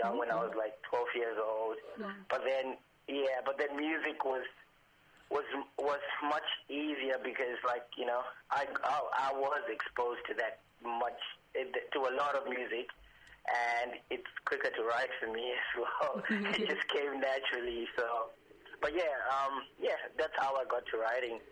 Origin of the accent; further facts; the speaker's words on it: Zimbabwe; also born or lived in Fremantle, Western Australia; now in Perth, Australia; I'm originally from Zimbabwe, and I moved to Fremantle in Western Australia